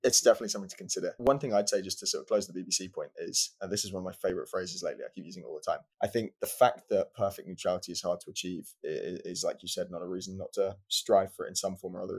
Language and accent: English; United Kingdom